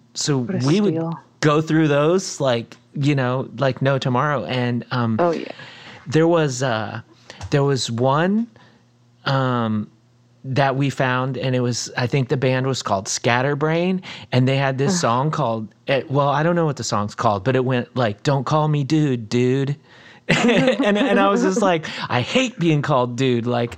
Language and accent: English; Port Charlotte, Florida, United States; I grew up in Port Charlotte, Florida